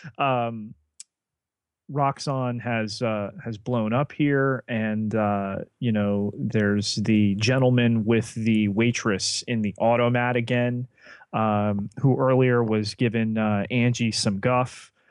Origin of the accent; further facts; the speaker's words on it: New Jersey, United States; accent: Jersey; my Jersey accent may be revealing itself in the pronunciation.